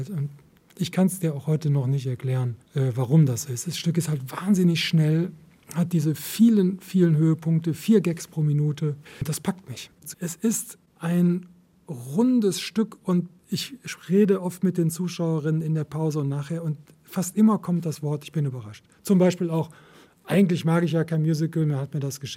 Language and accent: German; Cologne, North Rhine-Westphalia, Germany; In Köln will ich leben und ich weiß auch warum. Es ist meine Heimat und gleichzeitig hadere ich mit ihr